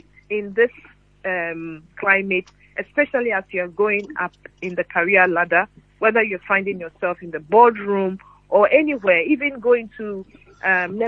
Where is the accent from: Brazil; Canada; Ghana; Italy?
Ghana; moved away as an adult; now in United Kingdom; growing up in Ghana